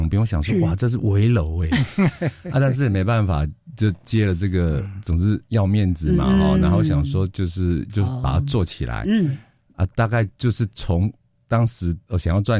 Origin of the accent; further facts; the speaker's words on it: Taiwan; 因为我们台湾人很聪明嘛